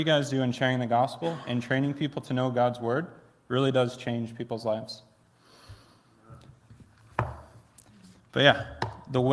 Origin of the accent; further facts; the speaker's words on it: Plainwell, Michigan, United States; also born or lived in Philadelphia; I grew up in Plainwell, about 10 minutes down the road